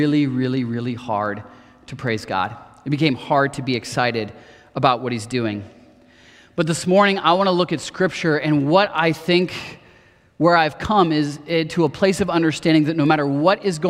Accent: Marion, Ohio, United States; I grew up in Marion, Ohio, not too far from here

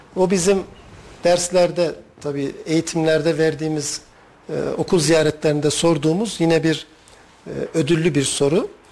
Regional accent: Talas, Kayseri Province, Turkey; biz çocukken çay bağlarında bağımız var. Talaslıyım bu arada ben.

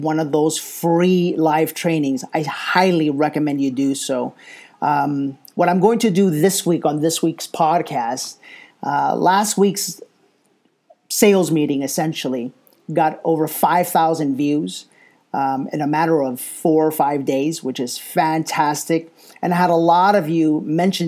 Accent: New York City, New York, United States; moved away; New York City, my hometown

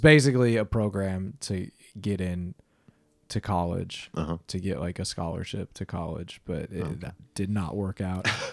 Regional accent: Wisconsin, United States; moved away; I'm from Wisconsin, so this is like back in the Midwest

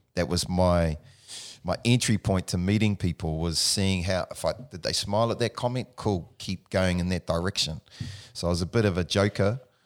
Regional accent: Palmerston North, Manawatū-Whanganui, New Zealand; born in Palmerston North, New Zealand, the Mani, uh, Manawa too. Um, grew up there with my mother

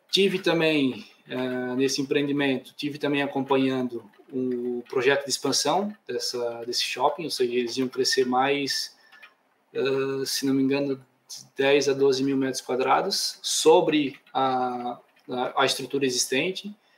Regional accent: Blumenau, Santa Catarina, Brazil; accent: southern; moved away as an adult; now in Portugal; Sou natural de Santa Catarina, ou seja, Blumenau, Santa Catarina. Então, lá embaixo

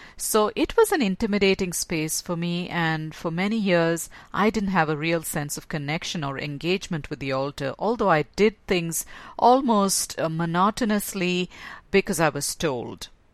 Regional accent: India; growing up in a Hindu home, because that's where I was born in India and raised as in a Hindu home

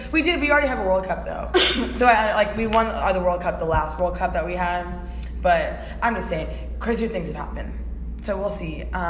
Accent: United States; because we're American

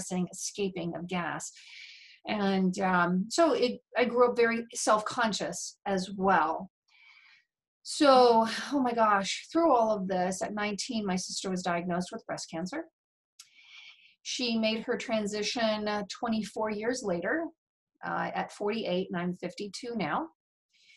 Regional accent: United States; I was born and raised in America

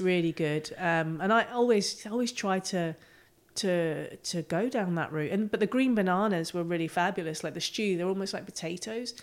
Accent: near the Giant's Causeway, Northern Ireland, United Kingdom; I grew up on a farm, um, in Northern Ireland, just off the coast by the Giants Causeway.

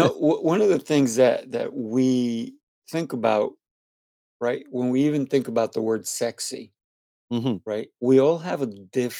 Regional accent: New York City, New York, United States; I used to live in Hollis, Queens. So I used to go, and I went to Jamaica High School.

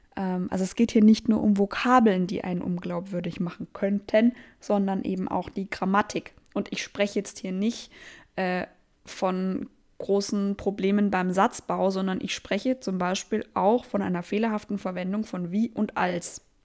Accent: Hohenlohe, Baden-Württemberg, Germany; now in Southern Germany; aus meiner Heimat, aus dem Hohenlohe.

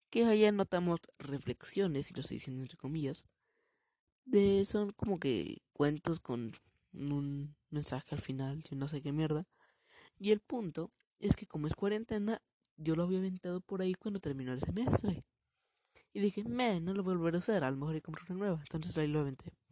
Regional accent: Mexico; hoy es 16 de septiembre, un día patrio en México, porque soy mexicano, obviamente cabrones.

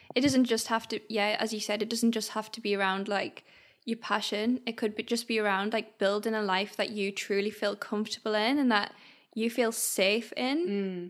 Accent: Sunderland, North East England, United Kingdom; we're from Sunderland

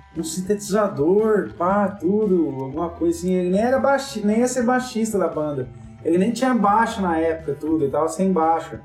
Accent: São Joaquim da Barra, São Paulo, Brazil; moved away as an adult; now in Ribeirão Preto, Brazil; eu e o Gui somos de São Joaquim da Barra

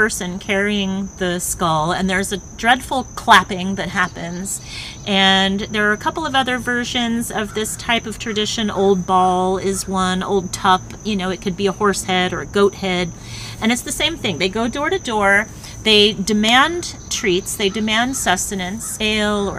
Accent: United States; growing up in America

